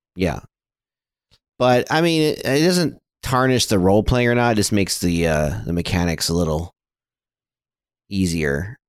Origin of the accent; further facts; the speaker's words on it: Flint, Michigan, United States; I grew up in Flint, Michigan